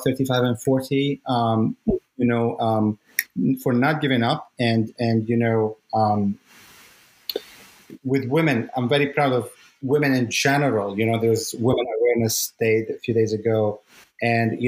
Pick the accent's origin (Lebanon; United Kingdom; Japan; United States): Lebanon; moved away; I come from Lebanon where, you know, you have to be either a doctor or a lawyer